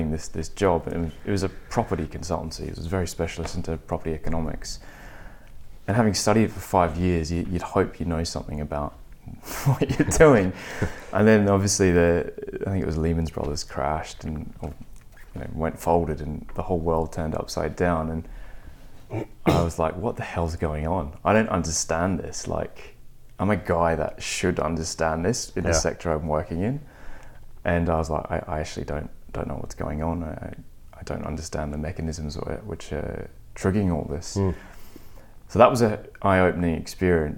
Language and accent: English; Australia; also born or lived in New York; now in London, United Kingdom; being an Australian, you kind of grow up drinking good coffee